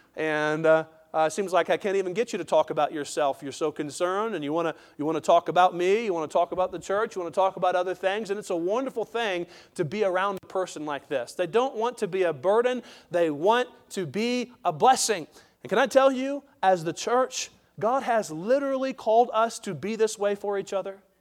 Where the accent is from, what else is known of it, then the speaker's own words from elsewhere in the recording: United States; we as American citizens